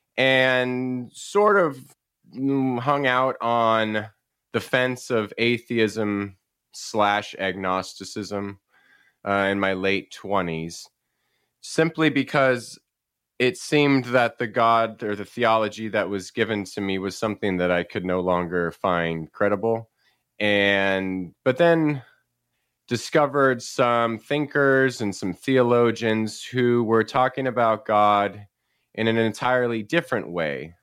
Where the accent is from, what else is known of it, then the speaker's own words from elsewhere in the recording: Paradise, California, United States; also born or lived in San Jose, California; now in Chico, United States; I grew up in Northern California. I was born in San Jose and, uh, moved up to a little town called Paradise